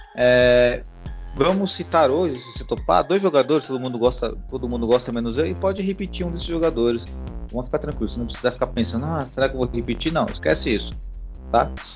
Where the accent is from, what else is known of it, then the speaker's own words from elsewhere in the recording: Brazil; Eu sou brasileiro